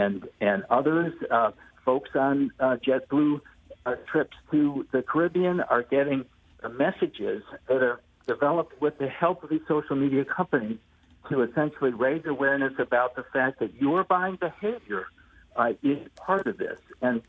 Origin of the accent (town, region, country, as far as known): United States